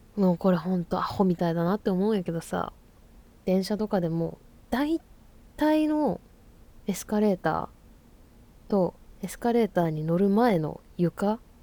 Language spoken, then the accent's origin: Japanese; Fukuoka, Japan; moved away as an adult; now in Tokyo, Japan; 私生まれ育ちが福岡県福岡市でございます